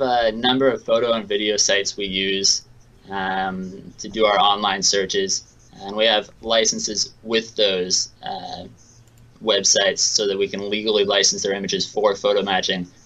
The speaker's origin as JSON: {"language": "English", "town": "Seattle", "region": "Washington", "country": "United States", "said": "I'm from Seattle, so I'm a big Seattle Mariners fan."}